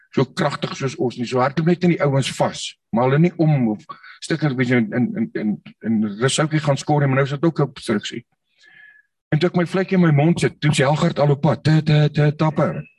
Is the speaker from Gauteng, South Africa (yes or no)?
yes; Nigel, Gauteng, South Africa; moved away as an adult; ek is op Nigel gebore daar in die, in die in die Wille Ooste.